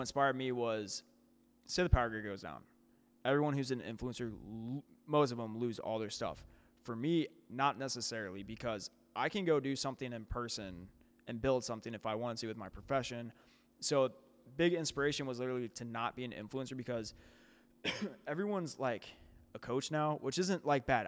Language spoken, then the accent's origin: English; St. Louis, Missouri, United States; moved away as an adult; now in St. Charles, United States; I can't say I'm from Saint Louis anymore